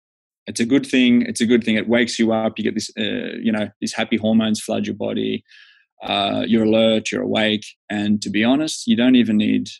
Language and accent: English; Australia; moved away as an adult; now in Finland; I'm Australian